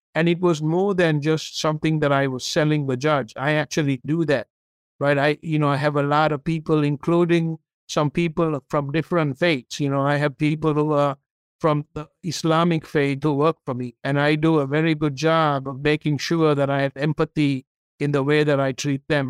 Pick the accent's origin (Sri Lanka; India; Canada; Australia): Sri Lanka; English is a second language; moved away as an adult; now in United States; I grew up in Sri Lanka. I came to this country when I was 22 years old to go to university